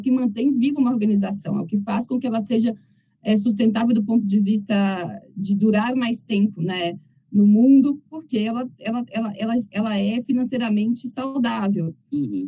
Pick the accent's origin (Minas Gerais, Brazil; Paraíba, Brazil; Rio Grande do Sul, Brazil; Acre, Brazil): Minas Gerais, Brazil; Cataguases; moved away; also born or lived in Belo Horizonte; eu sou mineira, de uma cidade muito pequena. Né, toda vez que eu brinco que é uma cidade muito pequena do interior de Minas